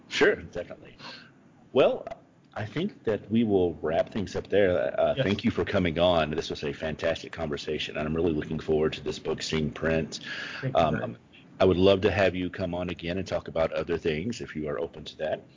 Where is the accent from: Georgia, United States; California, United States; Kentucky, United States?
Kentucky, United States; moved away; I grew up in the South. I was born in Kentucky